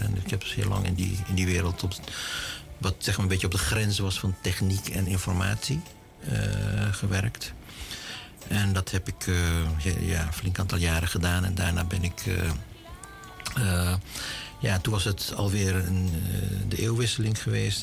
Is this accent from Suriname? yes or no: yes; Suriname; also born or lived in Aruba; now in Netherlands; Ik ben Surinamer. Ik ben geboren in Suriname.